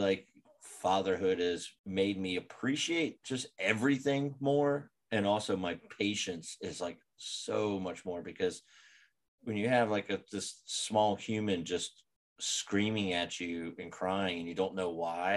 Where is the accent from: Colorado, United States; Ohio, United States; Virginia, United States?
Virginia, United States; Roanoke; moved away as an adult; now in Gainesville, United States; Growing up in Roanoke, Virginia, where I was from